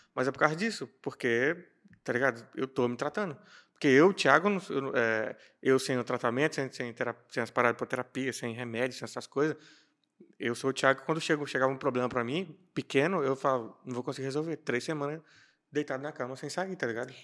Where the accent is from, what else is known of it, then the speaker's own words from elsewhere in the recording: Brasília, Federal District, Brazil; eu fui criado em Samambaia-Sul, que é periferia